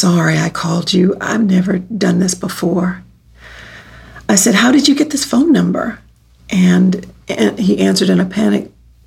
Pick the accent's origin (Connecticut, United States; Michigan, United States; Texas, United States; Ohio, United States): Texas, United States; also born or lived in New York City / St. Louis, Missouri; now in Kansas City, United States; I was born in Texas, and I've lived in New York City, St. Louis, Missouri, and for the past 2 years, here in Kansas City